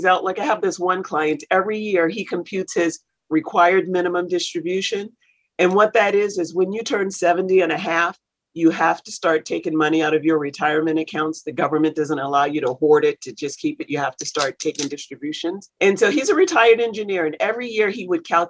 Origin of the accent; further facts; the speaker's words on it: South Carolina, United States; I grew up in South Carolina, actually. So I'm a poor Southern girl.